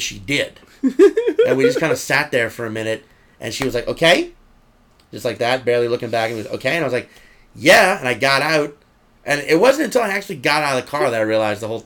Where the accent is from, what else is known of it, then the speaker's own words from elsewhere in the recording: New Orleans, Louisiana, United States; I'm from New Orleans